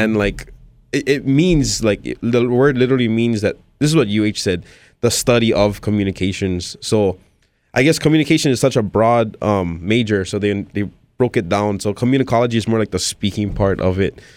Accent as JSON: {"language": "English", "region": "Hawaii", "country": "United States", "tie": "born or raised there", "said": "born and raised here"}